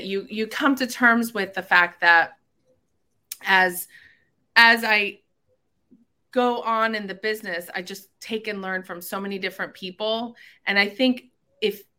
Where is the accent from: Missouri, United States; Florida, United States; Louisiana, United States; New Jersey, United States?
Florida, United States; Miramar; also born or lived in Cooper City, Florida; I've been in South Florida my whole life. I went to Cooper City High School. I grew up mainly in Miramar